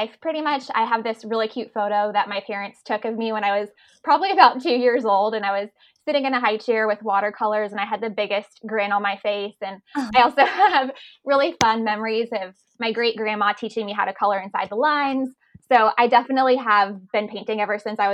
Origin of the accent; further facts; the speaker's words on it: North Carolina, United States; moved away as an adult; also born or lived in Nashville, Tennessee / Knoxville, Tennessee; now in Texas, United States; I grew up in North Carolina. That's where we moved there when I was about 8 years old.